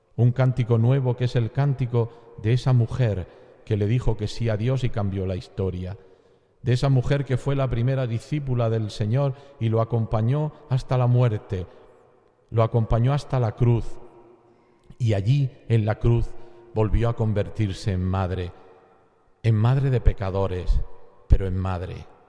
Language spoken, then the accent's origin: Spanish; Andalusia, Spain; como buen andaluz